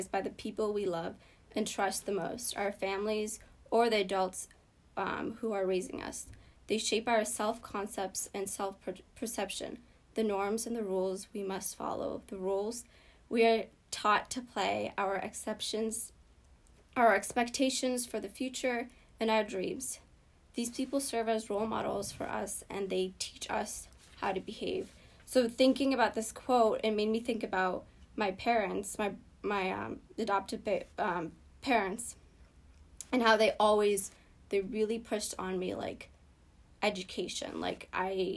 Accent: Boston, Massachusetts, United States; born or raised there; English is a second language; also born or lived in Ethiopia

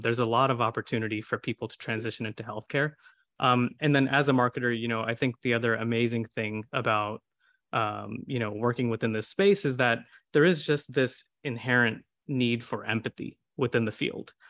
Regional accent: Houston, Texas, United States; a lot of us are born and raised in Houston

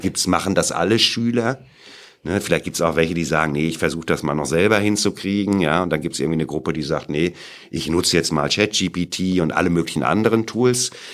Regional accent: Sauerland, North Rhine-Westphalia, Germany; moved away as an adult; now in Munich, Germany; ich komme aus München, da wohne ich jetzt. Ja, bin aber im Sauerland geboren

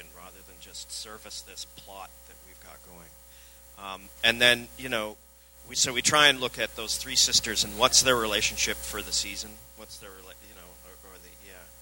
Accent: Vancouver, British Columbia, Canada; I'm from Vancouver

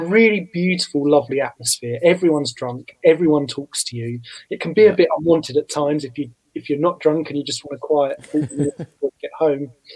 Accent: Southend-on-Sea, East of England, United Kingdom; my hometown of Southend on Sea in Essex

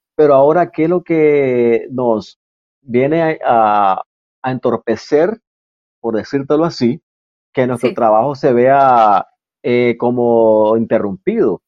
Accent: Nicaragua; bandera que nos diferencia como nicaragüense

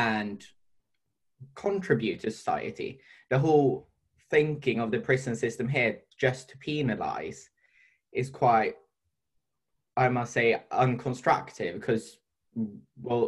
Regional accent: Sweden; now in United Kingdom; I'm from Sweden

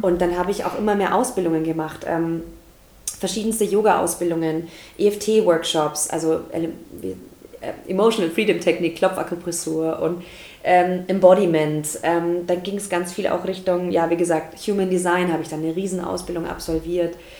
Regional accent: Deggendorf, Bavaria, Germany; also born or lived in Passau / Munich / Stuttgart; now in Nuremberg, Germany; ich komme tatsächlich ursprünglich aus Passau. Also da bin ich geboren, so tiefstes Niederbayern. Und ähm, ja, und dann bin ich aufgewachsen, so Deckendorf, Straubing, die Ecke. Immer noch tiefstes Niederbayern.

